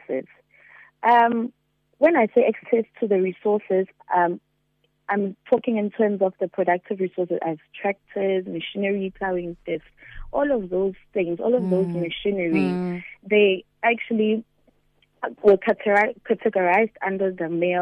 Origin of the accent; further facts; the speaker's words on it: Durban, KwaZulu-Natal, South Africa; I was born and raised in Durban, KwaZulu-Natal, in a small location called Lamontville